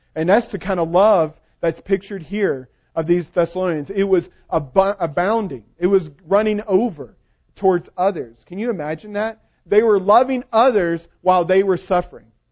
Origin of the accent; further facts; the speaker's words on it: the South, United States; I'm from the South